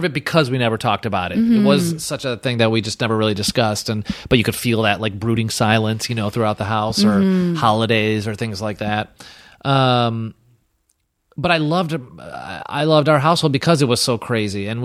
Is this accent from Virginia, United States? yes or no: no; Chicago, Illinois, United States; specifically in Brighton Park, where I grew up, was very Polish, very Hispanic